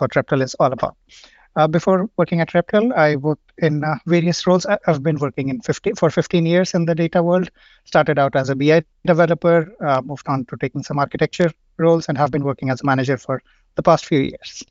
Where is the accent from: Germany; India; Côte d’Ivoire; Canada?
India; moved away as an adult; now in Stockholm, Sweden; I come from India. I've been living here in, uh, Stockholm for five years now.